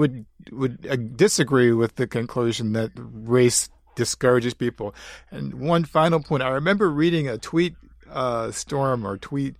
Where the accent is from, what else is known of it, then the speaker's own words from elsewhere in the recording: Midwest, United States; I'm a product of the Midwest myself. I feel like I'm just as much a Midwesterner as someone who worked in the factory